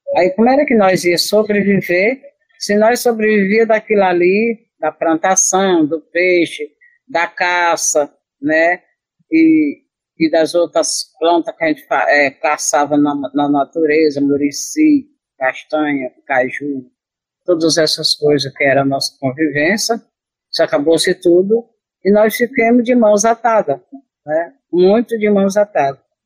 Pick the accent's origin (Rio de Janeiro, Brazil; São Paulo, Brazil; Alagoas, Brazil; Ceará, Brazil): Ceará, Brazil; Barra do Pacoti; also born or lived in Riacho Saco Marisco; eu nasci no Riacho, mas não fui criada no Riacho Saco Marisco, e é a, a nossa aldeia, né? Eu fui morar na Rongó, que é uma palavra indígena, no Pacuti, na Barra do Pacuti. Lá eu morei por 16 anos com meu pai